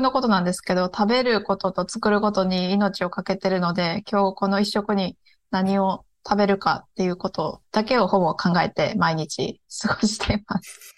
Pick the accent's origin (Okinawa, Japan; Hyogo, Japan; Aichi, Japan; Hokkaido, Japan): Aichi, Japan; Nagoya; now in Osaka, Japan; 出身は名古屋で今、大阪に住んでます。